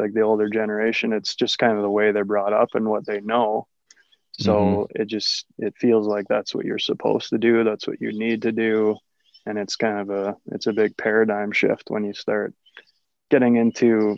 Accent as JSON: {"language": "English", "country": "Canada", "moved": "yes", "said": "being a Canadian too, I've been able to be a non-resident and living in other countries"}